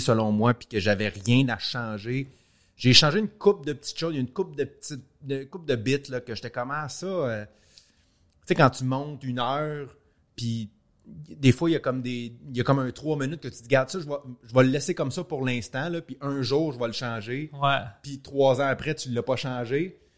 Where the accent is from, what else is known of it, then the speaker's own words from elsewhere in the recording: Montreal, Quebec, Canada; je suis parfaitement bilingue, je viens de Montréal